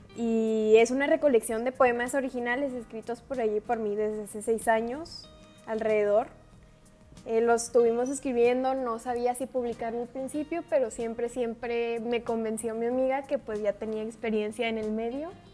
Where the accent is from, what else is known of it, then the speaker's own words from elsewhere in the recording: Baja California, Mexico; soy baja californiana